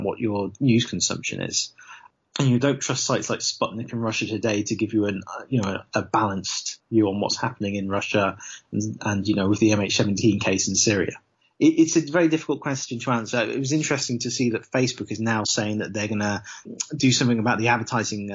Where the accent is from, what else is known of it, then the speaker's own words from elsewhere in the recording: Leicester, East Midlands, United Kingdom; Leicester, which is my hometown